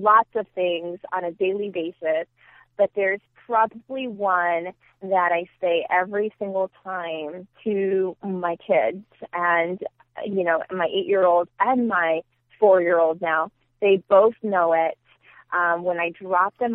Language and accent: English; Union City, California, United States; moved away as an adult; now in Phoenix, United States; all I knew was Union City. I went to school there, preschool, elementary, middle school, high school